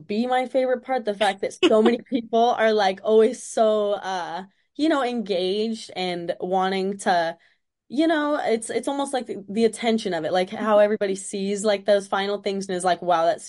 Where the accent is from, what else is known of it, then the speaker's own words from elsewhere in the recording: Springfield, Missouri, United States; also born or lived in Las Vegas, United States; I was born in Las Vegas, and I went to high school in Springfield, Missouri.